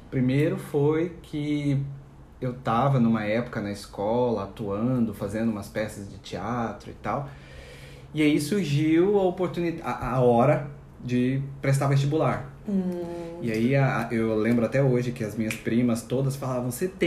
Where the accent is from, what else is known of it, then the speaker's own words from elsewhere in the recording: Minas Gerais, Brazil; now in Santos, Brazil; porque eu vim do interior de Minas Gerais, né, para uma cidade bem maior aqui, em Santos.